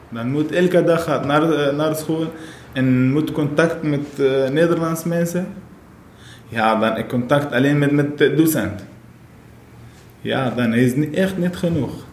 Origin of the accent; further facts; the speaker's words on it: Syria; Dutch is a second language; moved away as an adult; now in Best, Netherlands; ik kom uit Syrië. Eh, ik ben hier nu in Nederland, ja, bijna vijf jaar geleden.